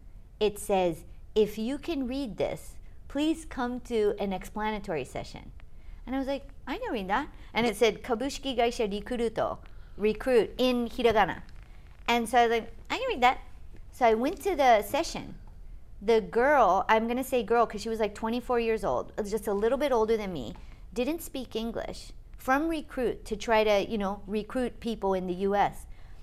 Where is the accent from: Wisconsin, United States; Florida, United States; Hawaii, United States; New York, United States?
Hawaii, United States; moved away as an adult; also born or lived in Durham, North Carolina / Boston; now in Japan; I grew up in Hawaii